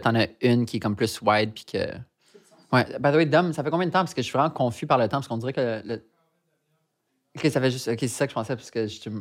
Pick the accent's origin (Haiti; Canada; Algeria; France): Canada; Montreal, Quebec; J'ai grandi dans le West Island de Montréal, qui est comme la banlieue.